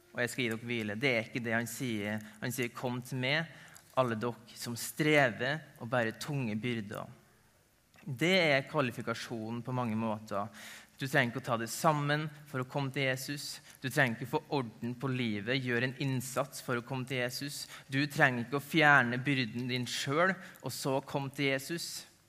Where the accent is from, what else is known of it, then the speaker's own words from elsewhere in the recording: Ålvundfjord, Møre og Romsdal, Norway; moved away as an adult; also born or lived in Tromsø; Jeg er opprinnelig nordmøring. Kommer fra ei lita bygd som heter Ålvundfjord